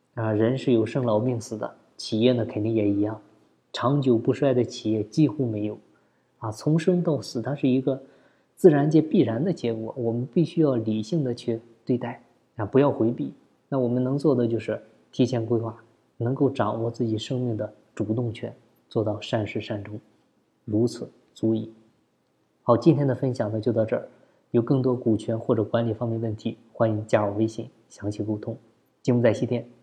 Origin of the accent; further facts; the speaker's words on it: China; 我们中国人都喜欢讲情谊